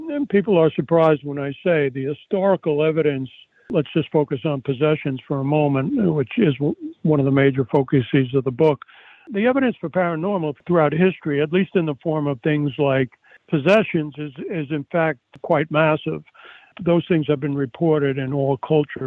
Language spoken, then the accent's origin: English; United States; I'm a American Yale-trained doctor